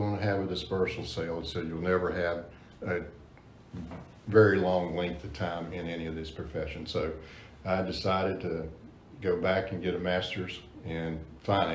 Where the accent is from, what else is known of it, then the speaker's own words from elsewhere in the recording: North Carolina, United States; moved away as an adult; also born or lived in Charlotte, North Carolina / New River, North Carolina; now in Richmond, United States; I grew up in North Carolina